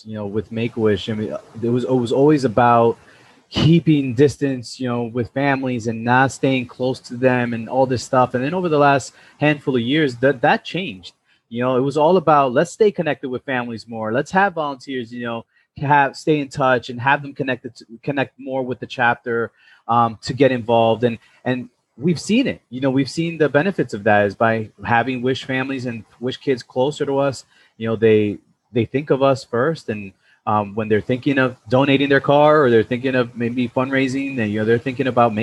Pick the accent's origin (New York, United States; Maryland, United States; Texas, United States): New York, United States; Tarrytown; we're from Tarrytown, New York